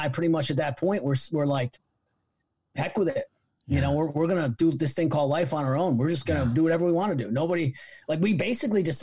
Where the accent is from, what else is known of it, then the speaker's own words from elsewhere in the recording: Middletown, New York, United States; now in Charlottesville, United States; we were born and raised in Middletown, New York. It's about an hour away from New York City, little tiny town